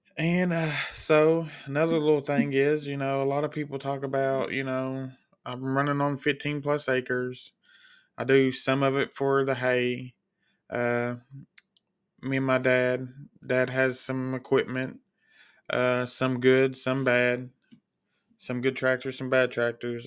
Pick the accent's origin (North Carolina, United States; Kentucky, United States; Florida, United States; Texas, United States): Kentucky, United States; I'm from Kentucky, born and raised